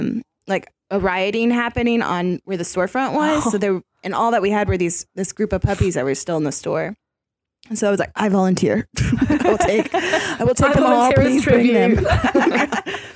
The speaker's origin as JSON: {"language": "English", "region": "Kentucky", "country": "United States", "said": "I'm from Kentucky"}